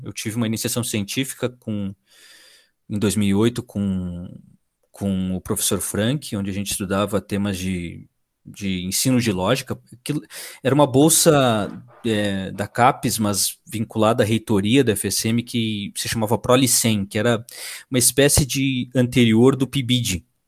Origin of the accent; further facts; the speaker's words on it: Uruguaiana, Rio Grande do Sul, Brazil; moved away as an adult; also born or lived in Santa Maria; eu sou natural de Uruguaiana